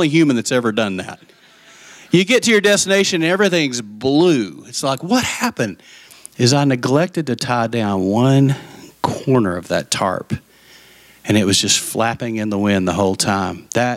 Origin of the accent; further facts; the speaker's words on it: West Texas, United States; I'm from West Texas